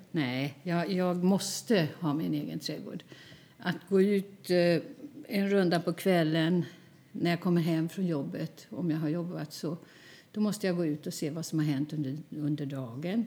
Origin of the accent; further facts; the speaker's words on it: Flen, Södermanland, Sweden; moved away as an adult; now in Stockholm, Sweden; Jag är född och uppvuxen i Flen